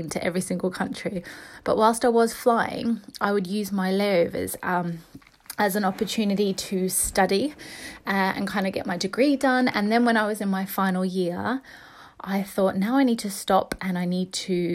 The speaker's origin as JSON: {"language": "English", "town": "Brisbane", "region": "Queensland", "country": "Australia", "tie": "born or raised there", "also_born_or_lived": "England", "moved": "as an adult", "lives_now": "London, United Kingdom", "said": "I'm English. So I was born in England, but I just grew up in Australia."}